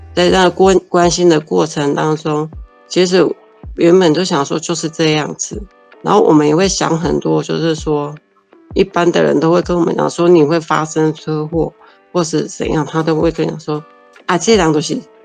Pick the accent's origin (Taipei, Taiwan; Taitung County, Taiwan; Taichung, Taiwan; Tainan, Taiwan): Taichung, Taiwan; Gaomei Wetlands area; moved away as an adult; now in Taichung, Taiwan; 我来到台中的时候，因为我很想念我的家乡